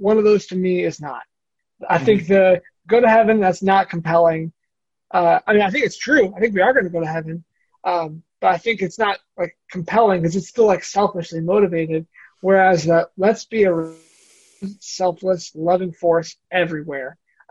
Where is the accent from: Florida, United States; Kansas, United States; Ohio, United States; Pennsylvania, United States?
Ohio, United States; Bowling Green; So I mentioned I came from Bowling Green, there's a church there.